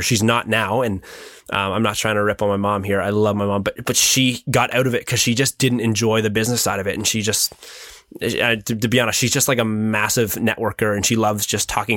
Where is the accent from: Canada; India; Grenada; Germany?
Canada; Midhurst, Ontario; it's a cool little small town, and and yeah, that's that's where I'm from.